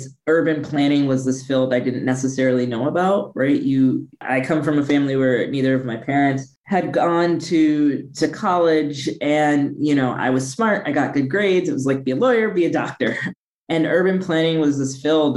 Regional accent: Midwest, United States; moved away as an adult; also born or lived in San Francisco Bay Area, California; I'm originally from the Midwest. I left the Midwest to go to law school in the Bay at Stanford

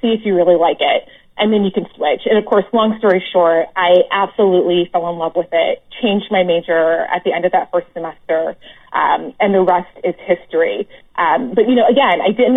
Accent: Joliet, Illinois, United States; moved away; I grew up outside of Chicago in a place called Joliet, Illinois

